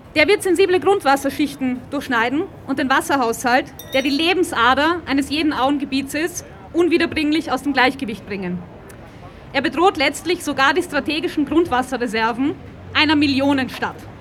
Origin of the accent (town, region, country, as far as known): Vienna, Austria; born or raised there